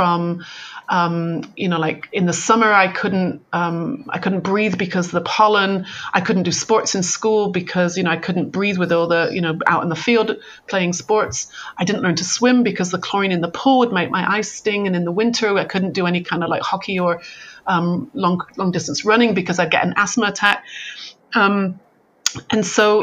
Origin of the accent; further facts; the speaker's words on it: United Kingdom; moved away as an adult; now in California, United States; I'm very British. You know, my mother was a nurse. You only went to the doctor if your arm was falling off. You know, that's kind of how I was brought up. So when I was like moved to California